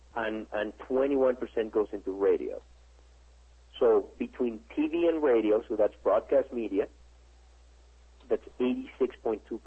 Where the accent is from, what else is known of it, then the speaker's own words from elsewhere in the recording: Mexico; I'm from Mexico myself.